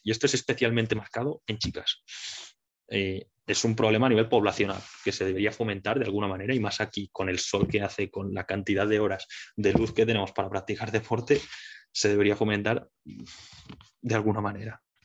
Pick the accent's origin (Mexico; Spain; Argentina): Spain; Mallorca, Balearic Islands; moved away as an adult; now in Barcelona, Spain; yo soy un chaval de Mallorca que vino a Barcelona hace eh, siete años ya